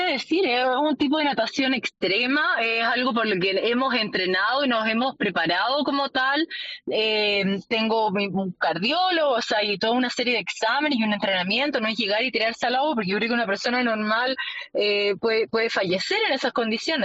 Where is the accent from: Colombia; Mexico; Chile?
Chile; como chilena poder representar a mi país